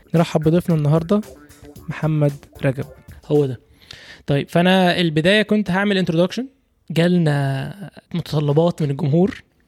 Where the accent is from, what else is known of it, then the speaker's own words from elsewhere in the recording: Egypt; moved away as an adult; now in United Kingdom; انا كواحد كمصري عايش في بلد زي بريطانيا